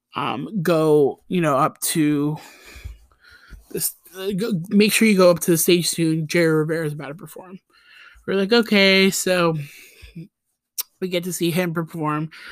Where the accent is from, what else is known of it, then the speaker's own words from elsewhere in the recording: Costa Rica; accent: Costa Rican; my Costa Rican accent